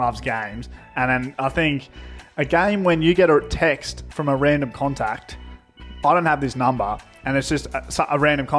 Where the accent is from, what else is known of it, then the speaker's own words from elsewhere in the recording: Melbourne, Victoria, Australia; I'm from Melbourne, so this is probably a dead end.